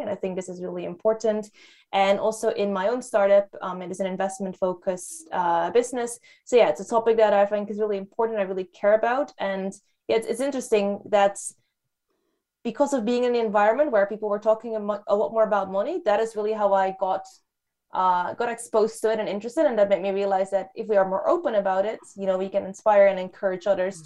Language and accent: English; Netherlands; moved away as an adult; also born or lived in Hong Kong; now in London, United Kingdom; I grew up in the Netherlands. That's where I spent most of my life